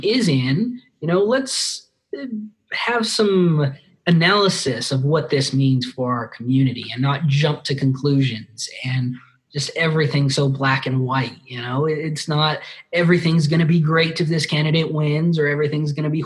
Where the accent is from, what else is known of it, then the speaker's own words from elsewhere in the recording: Las Cruces, New Mexico, United States; Born and raised in Las Cruces